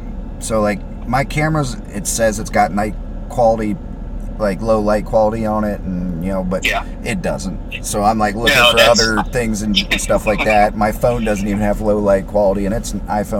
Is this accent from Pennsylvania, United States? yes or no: no; Carrollton, Kentucky, United States; moved away; I went back up to Carrollton, where I'm from originally